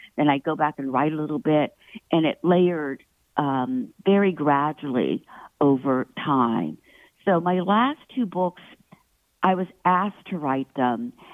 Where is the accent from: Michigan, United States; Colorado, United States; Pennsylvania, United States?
Pennsylvania, United States; Pittsburgh; I was born in Pittsburgh and I was at Carnegie Mellon uh, studying writing